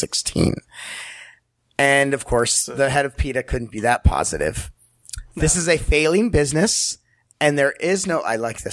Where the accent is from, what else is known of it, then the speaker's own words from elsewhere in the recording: San Diego, California, United States; it's San Diego and it's my hometown